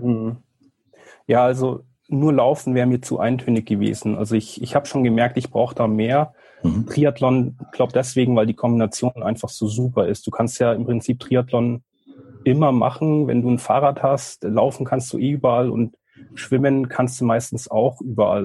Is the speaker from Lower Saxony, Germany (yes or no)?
no; rural Bavaria, Germany; now in Munich, Germany; bin hier auf dem Land äh, in Bayern groß geworden, bis ich äh, 20 war